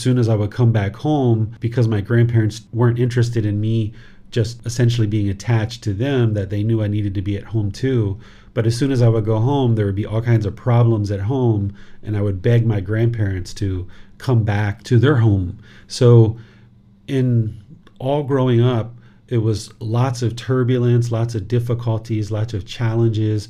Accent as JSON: {"language": "English", "region": "Southern Maryland", "country": "United States", "tie": "born or raised there", "also_born_or_lived": "Washington, D.C.", "moved": "as an adult", "lives_now": "Thailand", "said": "I was born in Washington, D.C. and grew up in Southern Maryland"}